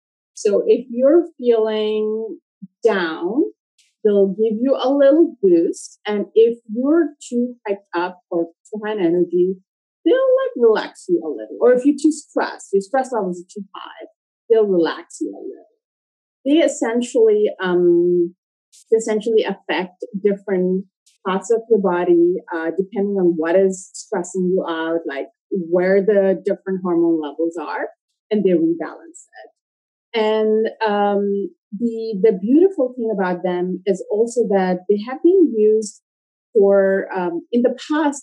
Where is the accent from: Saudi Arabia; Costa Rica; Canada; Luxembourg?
Saudi Arabia; also born or lived in Pakistan / South Africa; I grew up in Saudi Arabia.